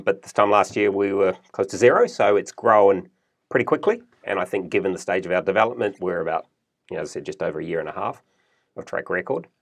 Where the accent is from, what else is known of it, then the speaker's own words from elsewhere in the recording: New Zealand; moved away as an adult; also born or lived in United States / Germany / Melbourne, Australia; now in Australia; I was born in New Zealand, grew up in New Zealand, went to university in New Zealand